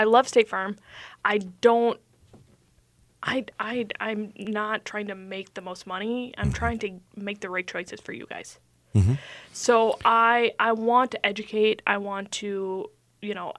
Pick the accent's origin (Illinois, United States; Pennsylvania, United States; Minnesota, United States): Minnesota, United States; Elk River; also born or lived in Ramsey, Minnesota; suburbs. So I grew up in Elk River